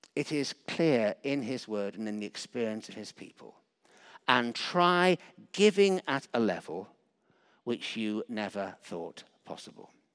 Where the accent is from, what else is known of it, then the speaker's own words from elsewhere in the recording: Yorkshire and the Humber, United Kingdom; moved away; I was brought up partly in Yorkshire